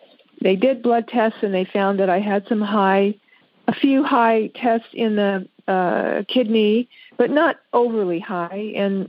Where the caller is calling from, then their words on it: Las Vegas, Nevada, United States; I'm from Las Vegas, Nevada.